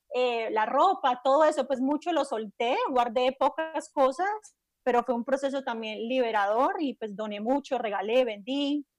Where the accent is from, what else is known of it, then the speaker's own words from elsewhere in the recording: Miami Beach, Florida, United States; also born or lived in Tampa, Florida / Medellín, Colombia; en la zona de Miami Beach crecí y viví el mayor tiempo de mi vida adulta en el sur de la Florida